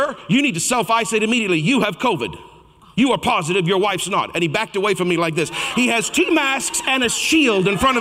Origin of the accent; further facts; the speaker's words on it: Canada; I'm Canadian.